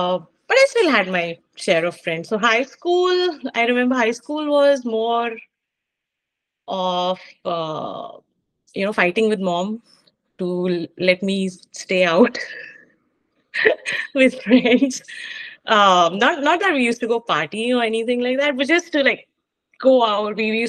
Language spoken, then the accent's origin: English; Mumbai, Maharashtra, India; also born or lived in Zambia; Hindi was a struggle, especially when we came back to Mumbai from when we came back to India from Zambia. I did not know Hindi at all, so I picked up whatever tuta futa Hindi from the Bombay school